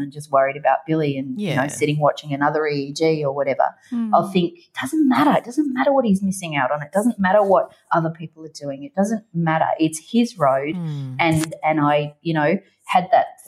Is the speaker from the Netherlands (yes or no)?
no; Ireland; I was born in Ireland